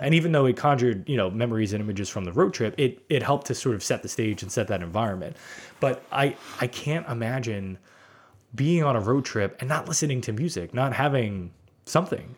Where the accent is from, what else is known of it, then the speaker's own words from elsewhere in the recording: New York City, New York, United States; I grew up in Brooklyn